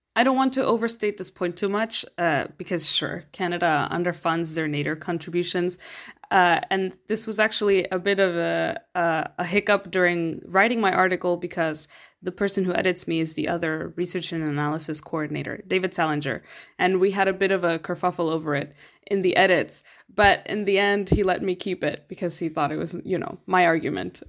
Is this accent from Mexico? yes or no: yes; Mexico; I'm from Mexico